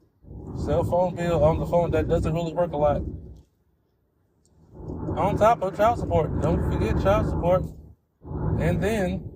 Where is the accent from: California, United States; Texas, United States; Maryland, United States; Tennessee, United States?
California, United States; the mountains of; I'm from the mountains of California where cowboys roam